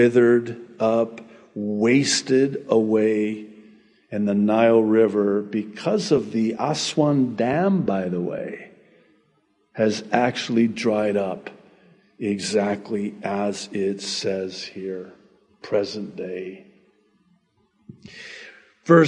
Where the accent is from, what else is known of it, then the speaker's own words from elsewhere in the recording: United States; I'm from America